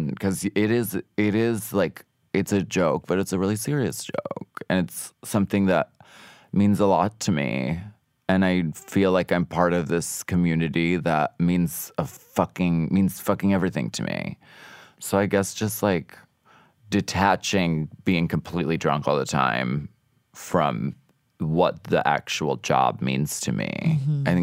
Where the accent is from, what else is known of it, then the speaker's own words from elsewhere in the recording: Pennsylvania, United States; And I'm from Pennsylvania, so like I could drink pretty much anyone under the table.